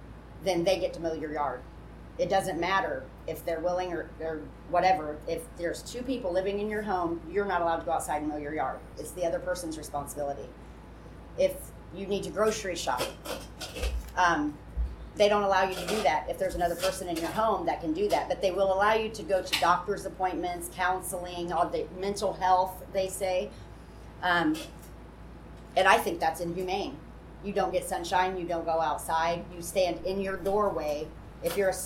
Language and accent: English; United States; I went and interviewed the executive director of our community correction program in my county. I'm from Wells County